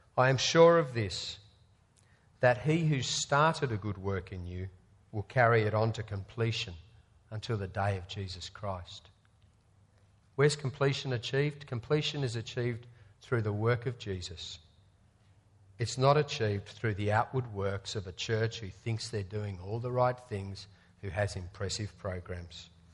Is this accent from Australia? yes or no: yes; Australia; as an Australian sport fan